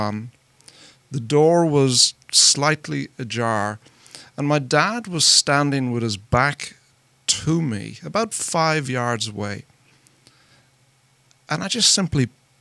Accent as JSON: {"language": "English", "country": "Ireland", "moved": "as an adult", "lives_now": "United States", "said": "I'm not from around here. I'm from Ireland. And I came to America 11 years ago"}